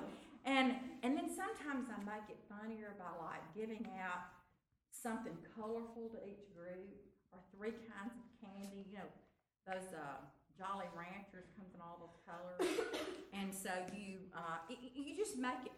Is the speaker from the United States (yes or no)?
yes; Baldwin, United States; I grew up in Baldwin and didn't have art